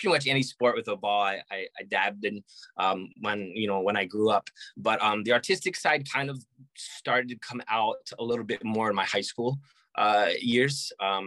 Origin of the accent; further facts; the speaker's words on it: New Jersey, United States; moved away as an adult; also born or lived in Georgia / Florida; now in Honolulu, United States; I was born and raised in New Jersey.